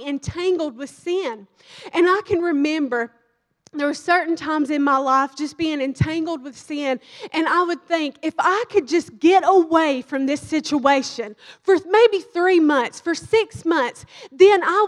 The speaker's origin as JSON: {"language": "English", "region": "Kentucky", "country": "United States", "moved": "as an adult", "lives_now": "Dallas, United States", "said": "I'm from Kentucky"}